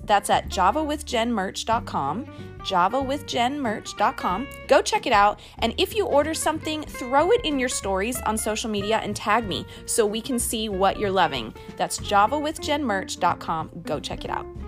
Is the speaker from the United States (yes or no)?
yes; Kentucky, United States; I grew up in Kentucky in a small town